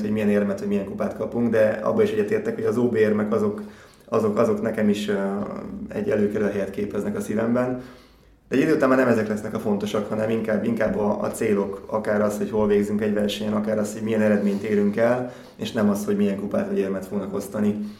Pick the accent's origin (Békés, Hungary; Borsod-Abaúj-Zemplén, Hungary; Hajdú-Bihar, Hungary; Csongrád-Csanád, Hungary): Békés, Hungary; Gyula; futottam Gyulán, ugye ott, ott nőttem föl